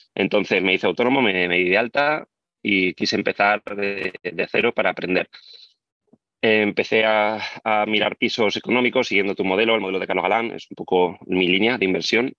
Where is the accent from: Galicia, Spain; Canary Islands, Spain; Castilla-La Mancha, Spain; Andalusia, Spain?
Castilla-La Mancha, Spain; Albacete; moved away as an adult; also born or lived in Barcelona; tengo 32 años y soy de Albacete